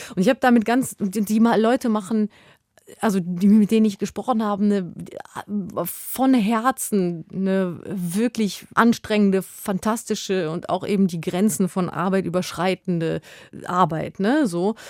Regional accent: West Germany, Germany; ich bin in Westdeutschland aufgewachsen als Kind von Gastarbeitern

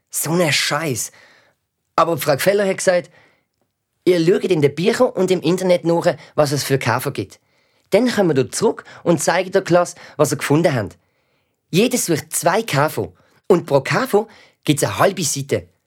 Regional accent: Albania; German is a second language; now in Switzerland; Also von dort, wo unsere Familie herkommt. Ich komme aus Albanien.

